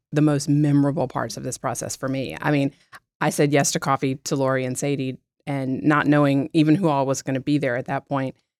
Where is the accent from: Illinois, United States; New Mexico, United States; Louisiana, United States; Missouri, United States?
Louisiana, United States; South; moved away as an adult; now in Baton Rouge, United States; I'm from South Louisiana, but, uh, have lived all over the country and finally came back home to practice